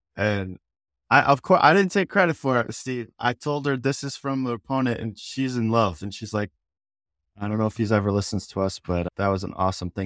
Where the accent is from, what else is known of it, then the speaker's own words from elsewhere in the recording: United States; as an American